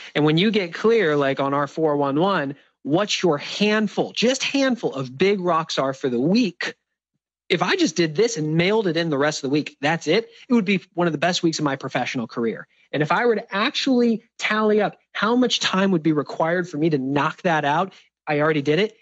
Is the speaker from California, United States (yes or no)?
yes; San Diego, California, United States; San Diego, my hometown